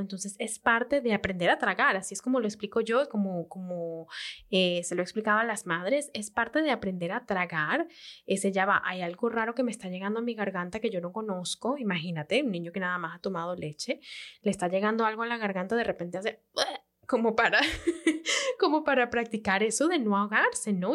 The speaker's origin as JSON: {"language": "Spanish", "country": "Venezuela", "said": "como venezolanas que somos"}